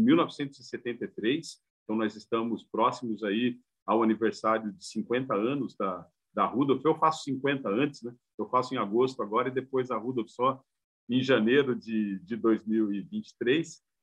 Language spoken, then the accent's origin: Portuguese; São Bernardo do Campo, São Paulo, Brazil; moved away as an adult; now in Santa Catarina, Brazil; eu sou de São Bernardo originalmente